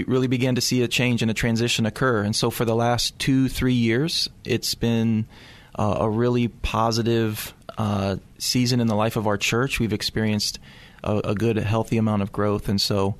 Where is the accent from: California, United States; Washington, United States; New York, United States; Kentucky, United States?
Kentucky, United States; Louisville; moved away as an adult; also born or lived in Missouri; now in San Anselmo, United States; I grew up in Louisville, Kentucky.